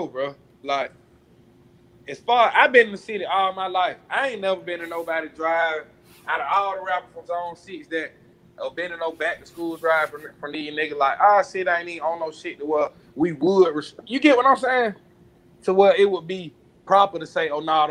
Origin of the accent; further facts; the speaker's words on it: Atlanta, Georgia, United States; I'm from Gresham and East Atlanta. It's nowhere in the city of Atlanta that's more than 20 minutes from me.